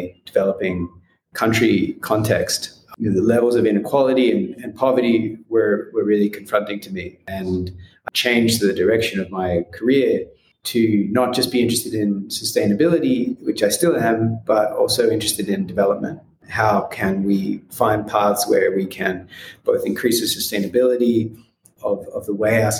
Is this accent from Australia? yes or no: yes; Australia; moved away as an adult; also born or lived in United States; now in Nairobi, Kenya; I grew up in Australia